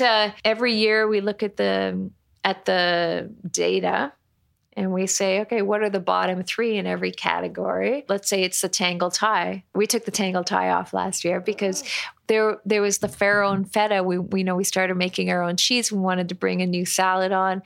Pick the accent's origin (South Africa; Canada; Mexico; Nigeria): Canada; Toronto, Ontario; moved away; I'm Canadian. I'm from Toronto.